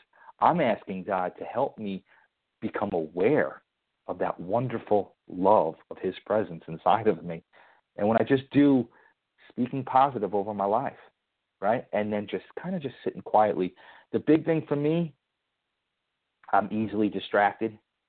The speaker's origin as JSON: {"language": "English", "region": "Connecticut", "country": "United States", "said": "I have a little favor with Dorothy now that we're both from Connecticut."}